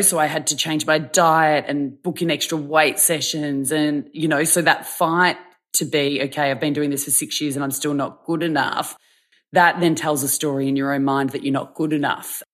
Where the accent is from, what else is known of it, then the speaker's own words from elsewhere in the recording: Victoria, Australia; I'm from Victoria